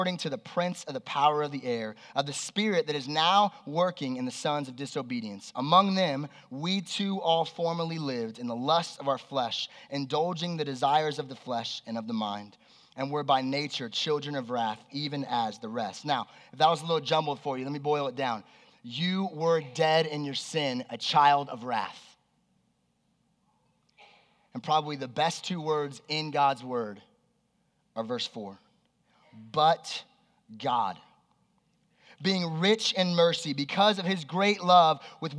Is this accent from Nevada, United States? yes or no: yes; Las Vegas, Nevada, United States; also born or lived in Southern California; When I was 7 years old, my family moved here. And I grew up here in Las Vegas